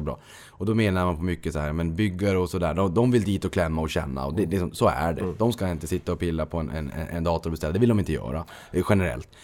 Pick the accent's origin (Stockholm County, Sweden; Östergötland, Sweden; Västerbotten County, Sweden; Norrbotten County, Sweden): Norrbotten County, Sweden; Boden; Jag kommer från Boden